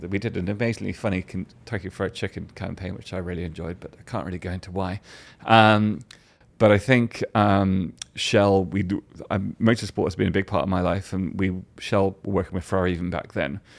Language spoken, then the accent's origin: English; England, United Kingdom; as an English person